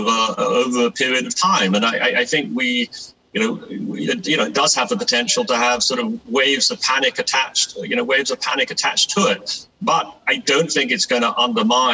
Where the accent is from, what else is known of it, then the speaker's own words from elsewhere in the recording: England, United Kingdom; moved away; I grew up in England as a kid